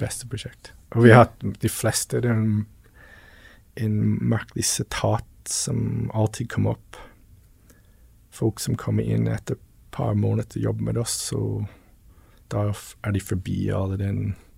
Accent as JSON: {"language": "Norwegian", "region": "Newfoundland and Labrador", "country": "Canada", "tie": "born or raised there", "second_language": "Norwegian", "moved": "yes", "lives_now": "Tveiterås, Norway", "said": "Jeg er oppvokst på, på Newfoundland."}